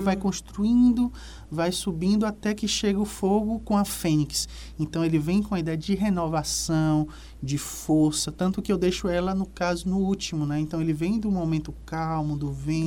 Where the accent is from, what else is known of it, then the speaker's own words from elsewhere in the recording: Salvador, Bahia, Brazil; moved away; also born or lived in Piauí; Salvador, que é a minha terra natal